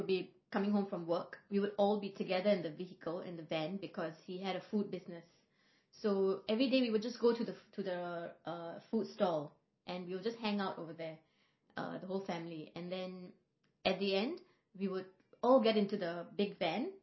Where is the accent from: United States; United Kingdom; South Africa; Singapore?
Singapore; I was born here in Singapore